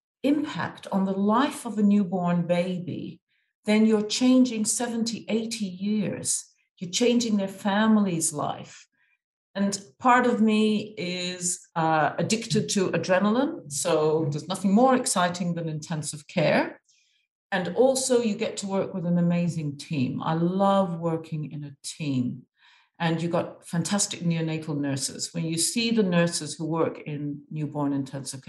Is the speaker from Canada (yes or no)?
no; Egypt; moved away; I've grown up in Egypt. I'm half Irish and half Egyptian